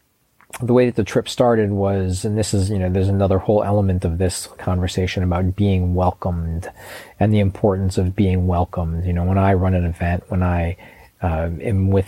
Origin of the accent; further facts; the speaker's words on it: Chicago, Illinois, United States; I grew up in Chicago